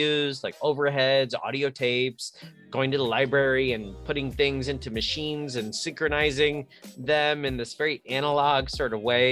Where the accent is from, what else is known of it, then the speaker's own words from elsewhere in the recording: New Jersey, United States; I'm from the East Coast. I grew up in New Jersey, so I appreciate hints of the Northeast.